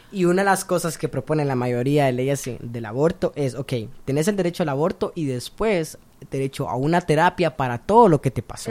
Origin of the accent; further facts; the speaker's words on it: Honduras; Yo especialmente vengo de Honduras